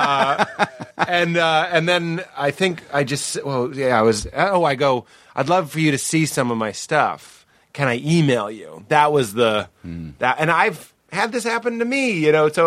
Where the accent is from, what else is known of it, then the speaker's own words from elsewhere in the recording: Boston, Massachusetts, United States; it was my hometown